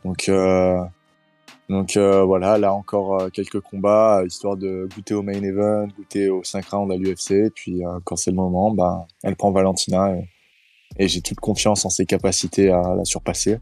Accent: Nice, Provence-Alpes-Côte d'Azur, France; je suis né à Nice, euh, j'ai grandi à Nice et euh, je vis à Nice.

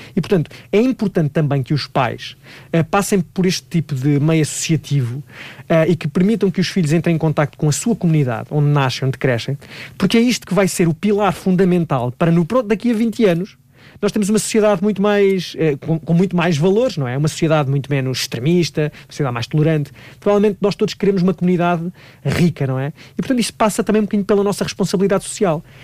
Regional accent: Leiria, Leiria District, Portugal; em Leiria, por acaso vai ser na minha terra

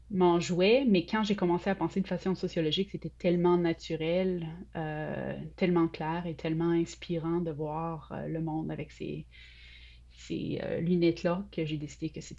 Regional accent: Sainte-Foy, Quebec, Canada; moved away as an adult; Oui, je viens de Québec, la ville de Québec. J'ai grandi à Sainte-Foy. Euh, j'ai quitté pour l'université, j'avais 20 ans.

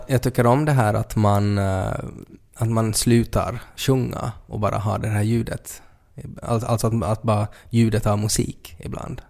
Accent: Finland; som finlandssvensk

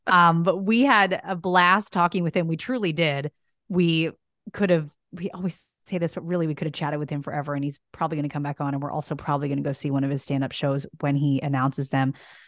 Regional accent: East Coast, United States; moved away as an adult; also born or lived in Philadelphia area; now in Los Angeles, United States; I've lived out here for so and so years, but I'm from the East Coast. So my family's in like the Philadelphia area.

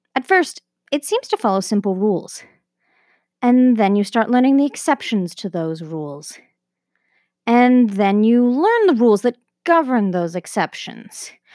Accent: Canada; I'm Canadian, and therefore I grew up speaking both English and French

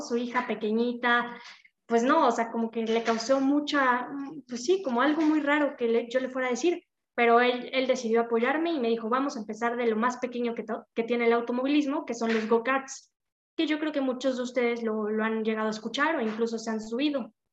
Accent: Puebla, Mexico; yo soy de Puebla

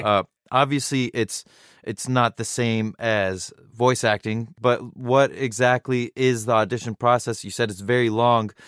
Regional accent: Irvine, California, United States; growing up in Irvine

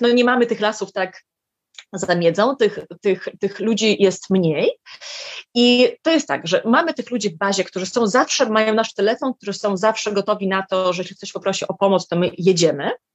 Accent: Lithuania; moved away as an adult; also born or lived in Warsaw, Poland / Vilnius, Lithuania; mieszkałam w Litwie dobrych 18 lat, tu się urodziłam, potem mieszkałam w Warszawie

